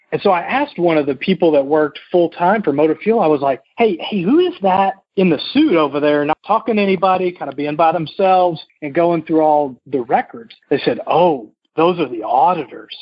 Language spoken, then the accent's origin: English; North Little Rock, Arkansas, United States; moved away as an adult; also born or lived in Indianapolis, Indiana; I was born and raised in North Little Rock, Arkansas